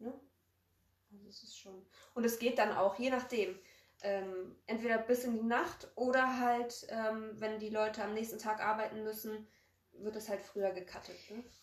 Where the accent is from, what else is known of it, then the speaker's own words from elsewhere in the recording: Poland; now in Germany; wir kommen aus Polen